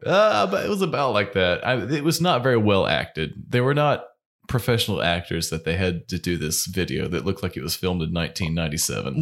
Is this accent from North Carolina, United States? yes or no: yes; North Carolina, United States; Growing up in North Carolina